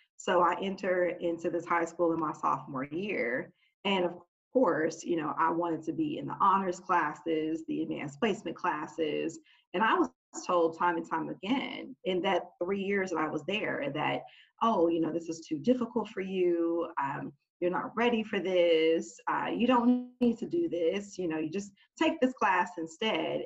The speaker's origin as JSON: {"language": "English", "town": "Oakland", "region": "California", "country": "United States", "tie": "born or raised there", "said": "born and raised in Oakland, California."}